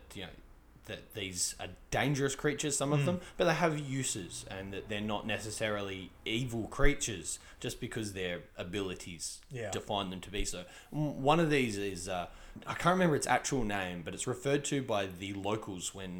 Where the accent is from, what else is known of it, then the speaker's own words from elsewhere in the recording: Australia; as an Australian